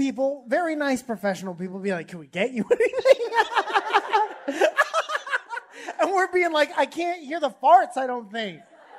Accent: Stratford, Connecticut, United States; I grew up in Stratford, Connecticut.

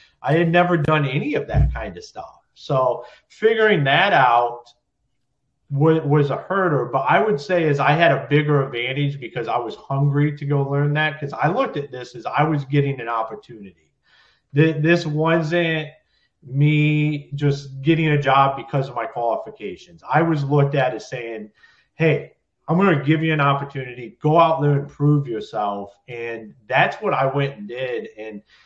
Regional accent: Ohio, United States; moved away as an adult; now in Michigan, United States; I'm originally from Ohio

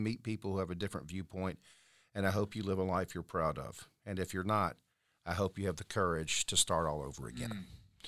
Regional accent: Mobile, Alabama, United States; I'm from Mobile, dude.

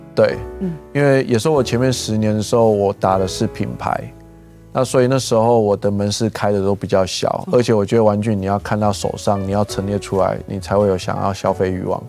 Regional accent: Gangshan, Kaohsiung, Taiwan; 我是一个冈山长大的小孩

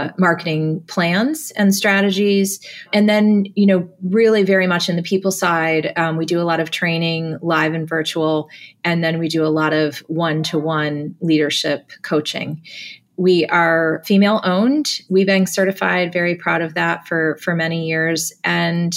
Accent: New Jersey, United States; I was born and raised in New Jersey

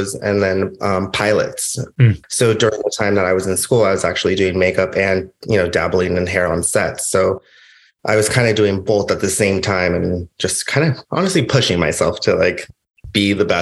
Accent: Los Angeles, California, United States; I grew up in LA, I grew up in the Valley

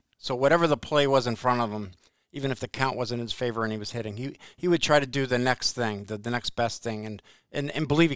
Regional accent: Watertown, Connecticut, United States; I grew up in Watertown, Connecticut, at the Taft School

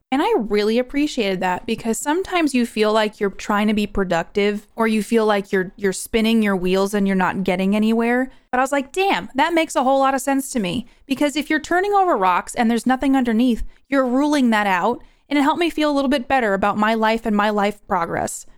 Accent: New York, United States; now in Idaho, United States; I'm originally from New York and I live in Idaho now

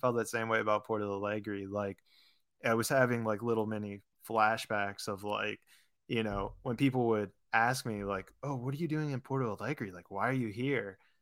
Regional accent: Pittsburgh, Pennsylvania, United States; moved away as an adult; also born or lived in Florida / California; I grew up in Pittsburgh, went to college in Florida

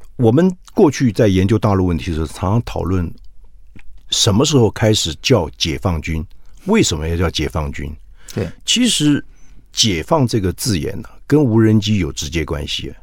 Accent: Taiwan; 我们台湾人

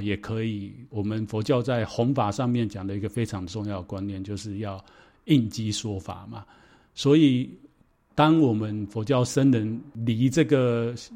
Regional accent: Taiwan; ，我非常的 exciting。

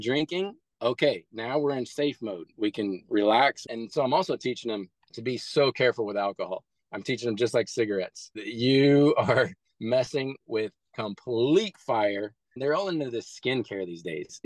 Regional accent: Midwest, United States; I grew up really poor in the Midwest

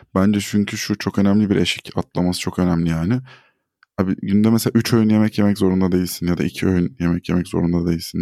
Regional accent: Turkey; Burada doğup burada büyüdük.

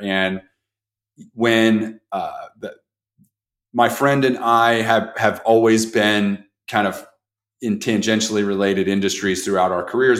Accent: Jefferson City, Missouri, United States; the one that I grew up in with in Jefferson City, Missouri.

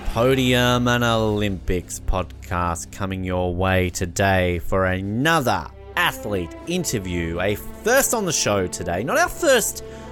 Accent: Tasmania, Australia; my home state in Tasmania

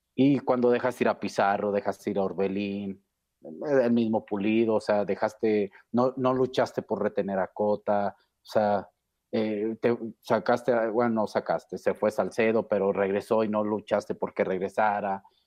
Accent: Mexico; como buen mexicano

